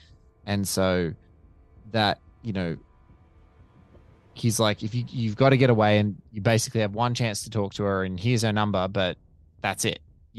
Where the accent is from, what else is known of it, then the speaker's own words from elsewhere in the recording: Chicago, Illinois, United States; But speaking as a Chicagoan, you guys are, you know, so big in your community of improv.